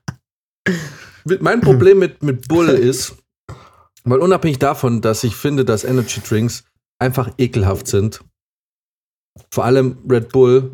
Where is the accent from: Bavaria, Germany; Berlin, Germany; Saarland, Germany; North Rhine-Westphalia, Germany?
Bavaria, Germany; Munich; als Münchner